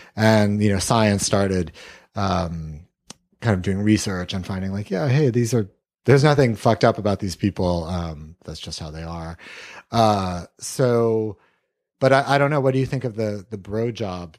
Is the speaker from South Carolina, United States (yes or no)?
yes; Columbia, South Carolina, United States; I grew up in Columbia, South Carolina.